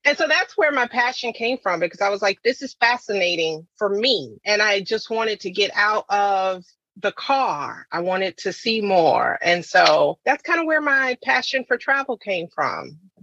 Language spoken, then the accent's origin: English; South Carolina, United States; growing up in South Carolina